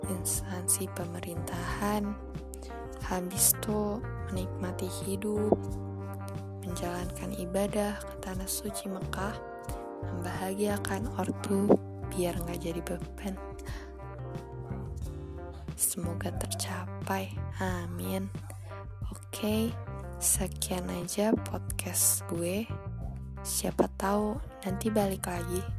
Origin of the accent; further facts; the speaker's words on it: Bandar Lampung, Lampung, Indonesia; born there; Lahir di Bandar Lampung, umur 17 tahun.